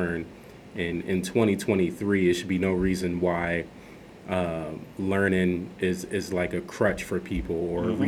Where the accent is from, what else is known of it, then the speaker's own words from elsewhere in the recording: Philadelphia, Pennsylvania, United States; moved away as an adult; born and raised in South Philadelphia. Just made my way back to the East Coast